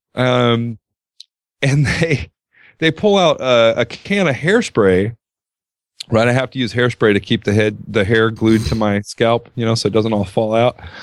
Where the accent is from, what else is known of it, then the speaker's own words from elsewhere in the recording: Southern California, United States; I grew up in Southern California